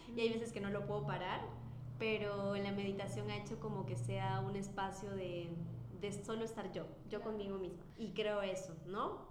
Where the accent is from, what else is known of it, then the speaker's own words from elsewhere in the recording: Peru; moved away; soy fisioterapeuta de Lejano Perú